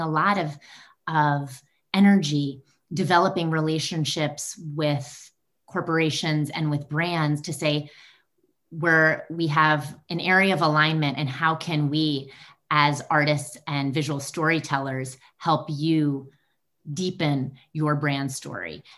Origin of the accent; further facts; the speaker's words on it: North Carolina, United States; moved away as an adult; now in New York City, United States; I grew up in North Carolina